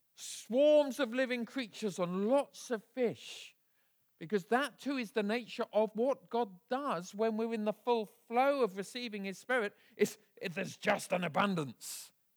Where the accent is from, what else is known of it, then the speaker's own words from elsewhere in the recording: Bedford, East of England, United Kingdom; I was raised in Bedford, a town about fifty miles north of here